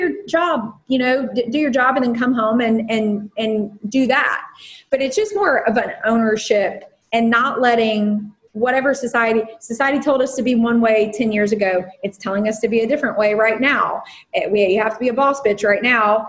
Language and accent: English; Puerto Rico; I am Puerto Rican